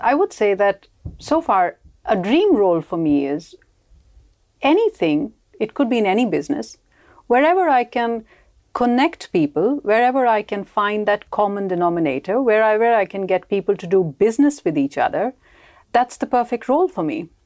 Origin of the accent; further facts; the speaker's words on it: India; moved away as an adult; also born or lived in United Kingdom; now in Sweden; I come from India, so I moved to Sweden only sixteen years ago.